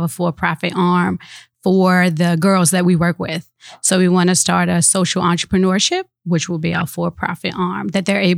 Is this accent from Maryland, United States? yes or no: yes; Baltimore, Maryland, United States; born or raised there